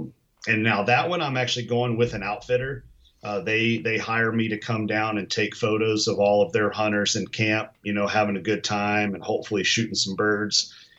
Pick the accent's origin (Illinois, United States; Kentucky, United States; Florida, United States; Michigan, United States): Kentucky, United States; moved away; I'm from Kentucky originally